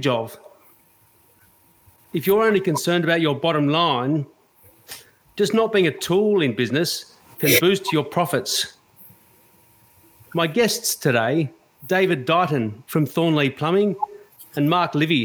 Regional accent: Australia; a white Australian

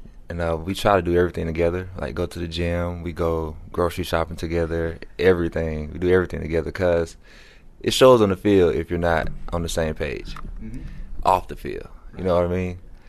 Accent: Georgia, United States; from Georgia. 27 years old.

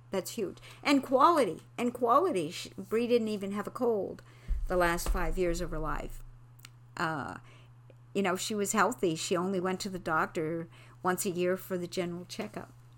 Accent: Quebec, Canada; moved away; I'm from Quebec.

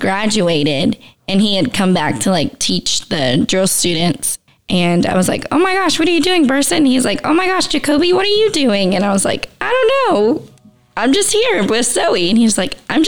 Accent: South Cobb, Georgia, United States; also born or lived in DeKalb County, Georgia; I was born and raised in South Cobb, Georgia, and then moved to East Cobb, and then just kind of stayed in the Georgia area

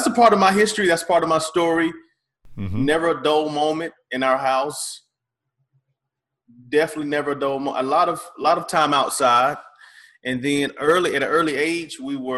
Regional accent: Fairfax, South Carolina, United States; I'm from Fairfax, South Carolina

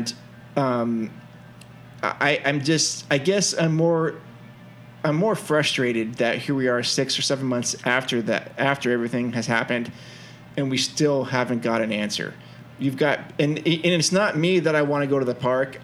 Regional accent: California, United States; as a Californian, born and raised here.

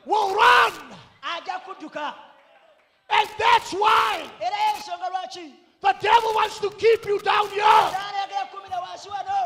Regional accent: South Africa; accent: South African; now in New Zealand; my South African accent

